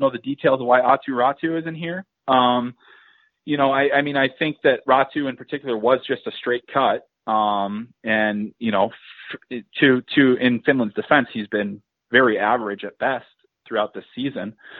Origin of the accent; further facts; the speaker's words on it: Midwest, United States; I'm from the Midwest.